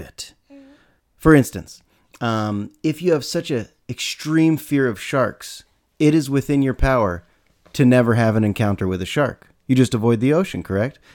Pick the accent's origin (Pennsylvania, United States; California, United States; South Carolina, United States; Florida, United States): California, United States; San Rafael; I'm from San Rafael, twenty minutes north of San Francisco